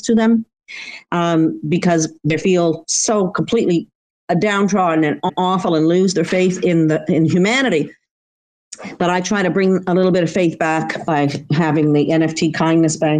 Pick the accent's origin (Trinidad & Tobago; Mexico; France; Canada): Canada; Eastern Canada; I'm from Eastern Canada. I grew up on the Atlantic Ocean.